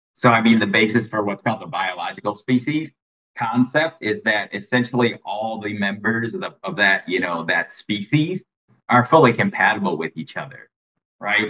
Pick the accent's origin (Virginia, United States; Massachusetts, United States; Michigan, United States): Michigan, United States; moved away as an adult; also born or lived in Tennessee; now in Thailand; I'm originally from Michigan, and then I, I mean, I lived there till I was like 26